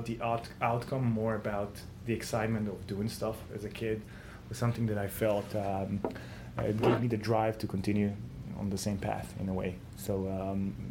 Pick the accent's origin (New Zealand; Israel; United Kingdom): Israel; I'm coming from Israel, so the Israeli mentality is always in pushing forward